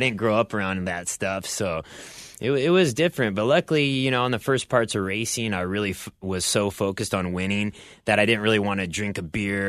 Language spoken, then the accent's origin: English; Bellevue, Nebraska, United States; now in Southern California, United States; I grew up in Bellevue, Nebraska. It's a small town just outside of Omaha